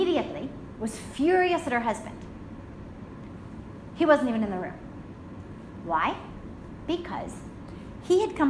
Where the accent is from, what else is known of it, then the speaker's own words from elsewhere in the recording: United States; I'm American